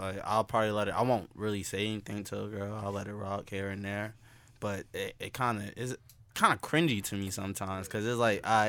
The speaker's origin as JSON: {"language": "English", "town": "New York City", "region": "New York", "country": "United States", "said": "I'm from Brooklyn."}